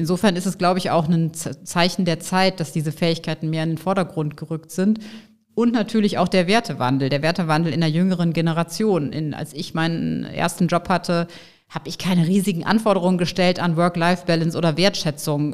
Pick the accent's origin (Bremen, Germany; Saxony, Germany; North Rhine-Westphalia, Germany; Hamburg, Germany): North Rhine-Westphalia, Germany; Bonn; also born or lived in Nigeria; Also ich bin in Bonn geboren, mhm. rheinisches Mädchen, in der Tat noch in der Jugend oder Kindheit als Funke-Mariechen